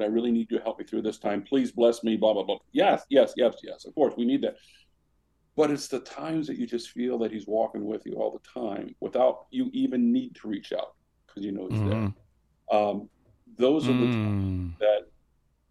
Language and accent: English; Washburn, Illinois, United States; moved away; the little hometown I grew up in, 1,067 people, Washburn, Illinois